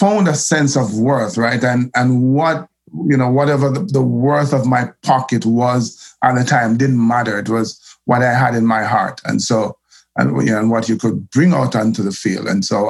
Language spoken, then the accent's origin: English; Kingston, Jamaica; I grew up in Olympic Gardens, that the most notorious enclave in Olympic Gardens is known as Waterhouse